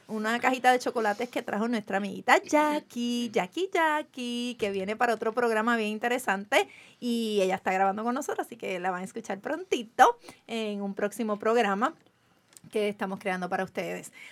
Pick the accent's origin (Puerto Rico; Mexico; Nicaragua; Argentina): Puerto Rico; Carolina; soy del pueblo de Carolina.